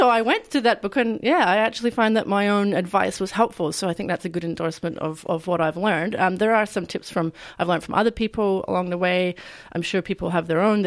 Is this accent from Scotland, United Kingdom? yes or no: yes; Scotland, United Kingdom; now in Australia; I was a teenager growing up in Scotland